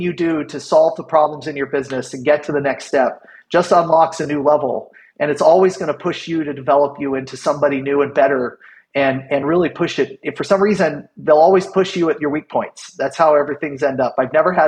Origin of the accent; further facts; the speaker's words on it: Kansas, United States; moved away as an adult; I started my first company when I was 17, growing up in Kansas.